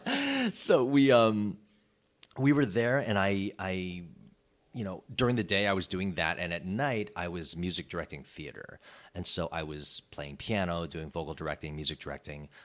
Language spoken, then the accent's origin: English; Chicago suburbs, Illinois, United States; moved away as an adult; also born or lived in California; now in Los Angeles, United States; I was born and raised in the Chicago suburbs